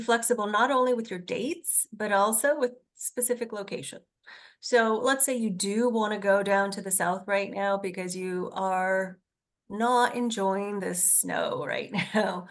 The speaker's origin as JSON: {"language": "English", "town": "Hamilton", "region": "Ontario", "country": "Canada", "said": "I am from Hamilton"}